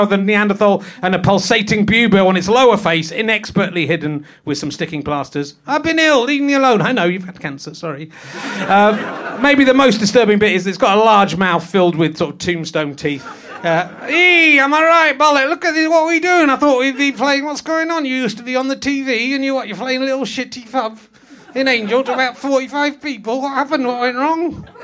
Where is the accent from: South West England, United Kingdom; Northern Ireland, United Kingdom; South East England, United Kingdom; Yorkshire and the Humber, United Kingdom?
Yorkshire and the Humber, United Kingdom; born there; I was born in Yorkshire and I retain my accent, unlike you.